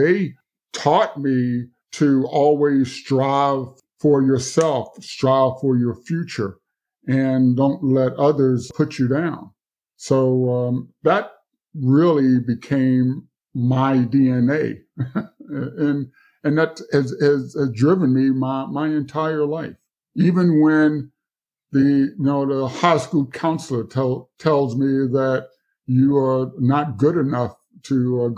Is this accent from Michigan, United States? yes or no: no; Mississippi, United States; And I guess also growing up on the Mississippi Gulf Coast, the fight for civil rights was really my everyday experience.